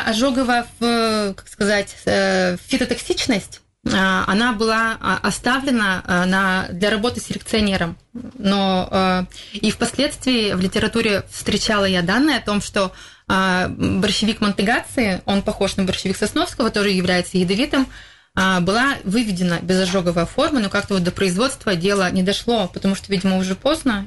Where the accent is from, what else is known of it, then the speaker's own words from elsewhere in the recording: Izhevsk, Udmurtia, Russia; в Первомайском мы, получается, работаем третий год. Я сама там коренной житель